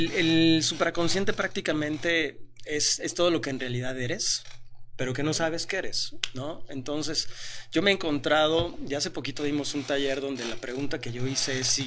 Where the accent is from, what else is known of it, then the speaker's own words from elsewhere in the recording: Mexico; tengo 43 años, este, soy mexicano